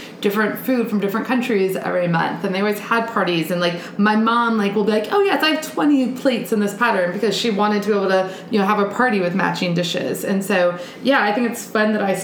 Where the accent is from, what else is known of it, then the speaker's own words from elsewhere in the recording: South Carolina, United States; I'm Southern, like, I'm from South Carolina